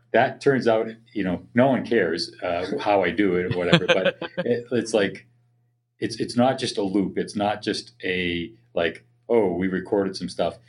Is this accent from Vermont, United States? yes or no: no; Boston, Massachusetts, United States; moved away; I grew up in the Boston area